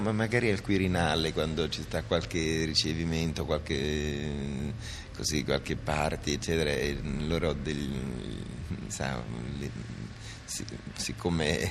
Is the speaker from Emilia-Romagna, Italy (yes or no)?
no; Naples, Campania, Italy; in un liceo napoletano, io sono napoletano